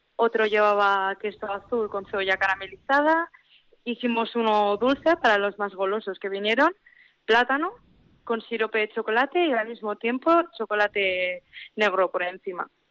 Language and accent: Spanish; Labastida, Basque Country, Spain; also born or lived in Vitoria; yo soy de la Bastida